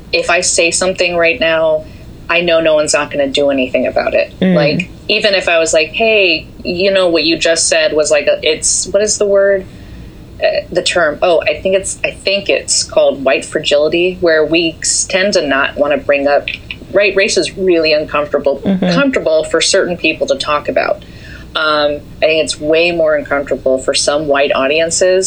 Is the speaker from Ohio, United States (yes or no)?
no; Southern Virginia, United States; moved away as an adult; also born or lived in Washington, D.C.; I grew up in a place, I'm from Southern Virginia, by the way, where it's very, very Trump country